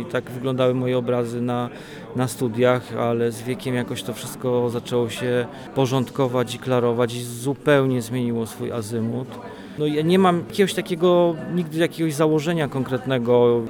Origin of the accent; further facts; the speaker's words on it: Wolbrom, Lesser Poland, Poland; also born or lived in Olkusz; now in Wrocław, Poland; pochodzę z Wolbromia, urodziłem się w Wolkuszu, a mieszkam we Wrocławiu